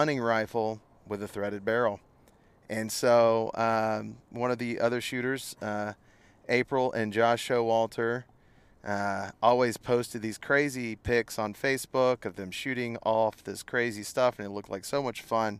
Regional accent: Pace, Florida, United States; I was born and raised right here

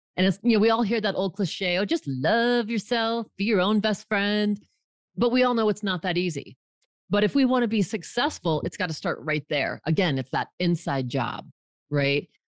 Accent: Fort Collins, Colorado, United States; moved away as an adult; I grew up in Fort Collins, Colorado, moved away for twenty years, and for the last decade, I've been back.

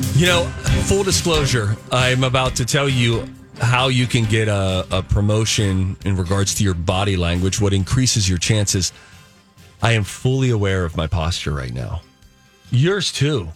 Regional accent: Pittsburgh, Pennsylvania, United States; accent: Pittsburghese; moved away; I grew up in Pittsburgh

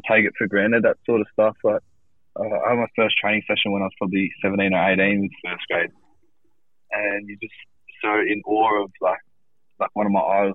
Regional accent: Marrickville, New South Wales, Australia; So I'm a proud Matcherville boy. Yeah, grew up in Matcherville, played for Matcherville Tigers

